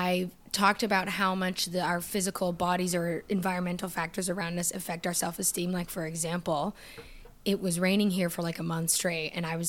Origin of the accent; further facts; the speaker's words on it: Toronto, Ontario, Canada; now in Los Angeles, United States; But I'm from Toronto.